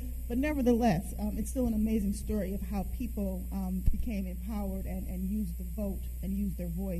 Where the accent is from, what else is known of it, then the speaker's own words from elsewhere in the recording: Detroit, Michigan, United States; moved away; I'm originally from Detroit, Michigan